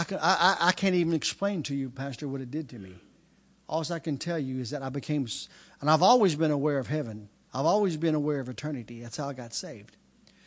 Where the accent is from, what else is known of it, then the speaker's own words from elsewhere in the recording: United States; I'm an American